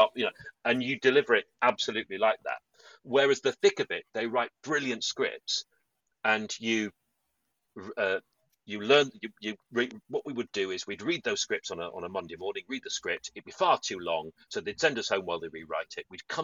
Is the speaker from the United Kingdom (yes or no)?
yes; Yorkshire and the Humber, United Kingdom; I'm from Yorkshire.